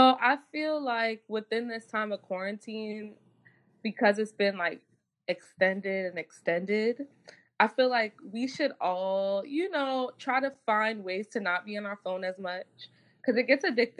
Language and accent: English; Jamaica; Even like me, like I realized like I'm Jamaican. So like Jamaicans are naturally just aggressive people